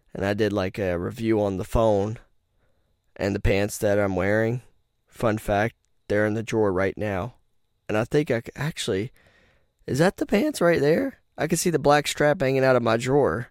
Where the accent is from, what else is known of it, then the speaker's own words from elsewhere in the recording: Rocky Mount, North Carolina, United States; I'm from Rocky Mount, where people die every day